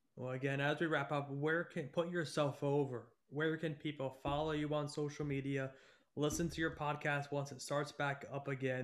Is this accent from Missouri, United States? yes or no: no; upstate New York, United States; I'm from upstate New York